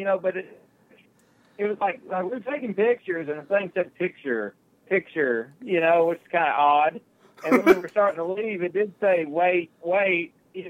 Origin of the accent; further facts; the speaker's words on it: Grundy, United States; accent: country; I am from Grundy.